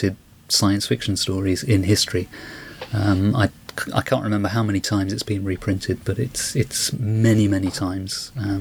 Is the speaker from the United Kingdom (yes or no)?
yes; United Kingdom; accent: British; people may have guessed from my accent that I'm British.